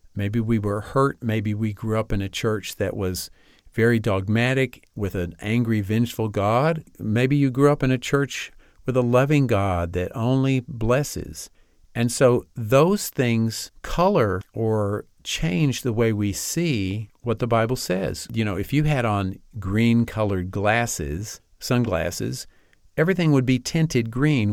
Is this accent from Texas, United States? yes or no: yes; Amarillo, Texas, United States; I grew up in Amarillo, Texas, and attended a Presbyterian church there.